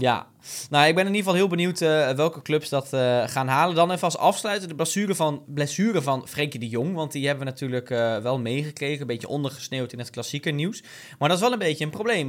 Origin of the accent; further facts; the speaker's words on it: Hardenberg, Overijssel, Netherlands; also born or lived in Zwolle; Ik ben geboren in Hardenberg